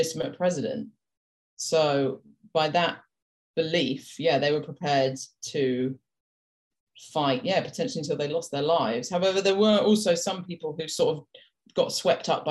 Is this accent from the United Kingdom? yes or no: yes; United Kingdom; accent: British; we're British